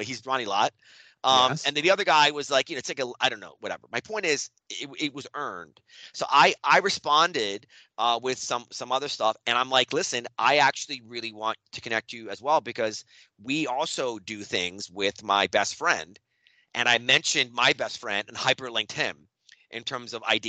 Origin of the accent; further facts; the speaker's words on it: Towson, Maryland, United States; I grew up in Towson, which is outside of Baltimore